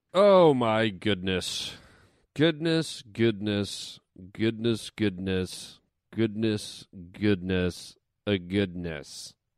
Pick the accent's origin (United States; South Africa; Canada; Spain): Canada; Toronto, Ontario; moved away; Toronto, Ontario, Canada, my hometown